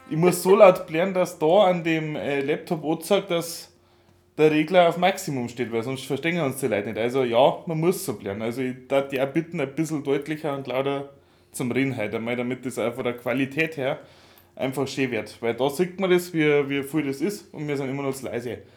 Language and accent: German; Bavaria, Germany; ich komme aus der Gegend, äh, wo es schon in Richtung Schwaben rübergeht, aber gell, ist noch offiziell Oberbayern, das möchte ich bitte klarstellen aber es geht schon in Richtung Schwaben